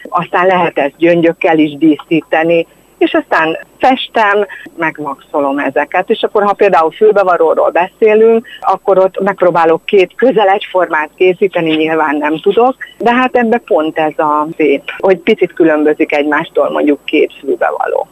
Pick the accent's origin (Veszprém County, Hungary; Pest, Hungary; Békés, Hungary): Pest, Hungary; Érd; én ugye érdi vagyok